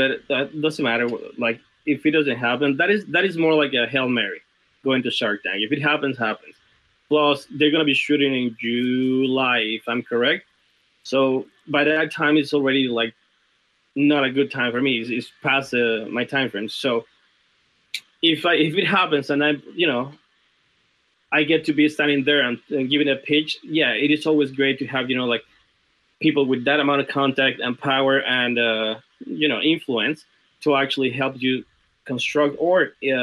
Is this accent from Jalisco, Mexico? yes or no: no; Mexico City, Mexico; moved away; I'm from Mexico City